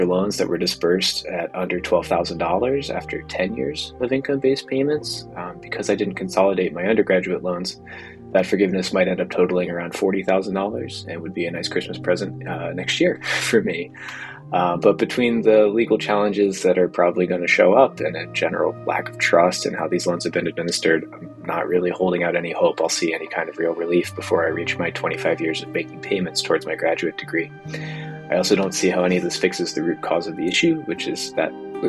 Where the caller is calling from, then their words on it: Richmond, Virginia, United States; I'm calling from Richmond, Virginia